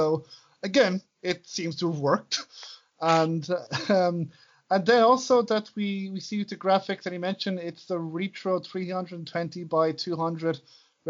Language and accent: English; Ireland; as an Irishman